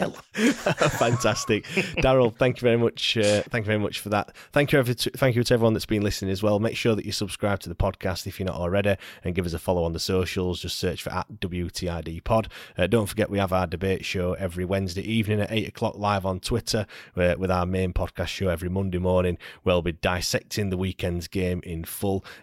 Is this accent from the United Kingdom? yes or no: yes; Sheffield, Yorkshire and the Humber, United Kingdom; We know, I know we're from Sheffield, but you know we've still